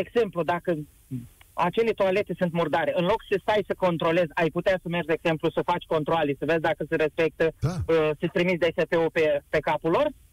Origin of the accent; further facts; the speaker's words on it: Iași, Iași County, Romania; sunt și din Iași